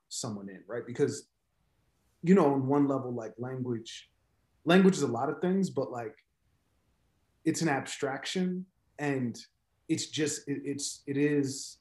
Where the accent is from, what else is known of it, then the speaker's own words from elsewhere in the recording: Chicago, Illinois, United States; I teach and I write mostly poems, and I'm from Chicago.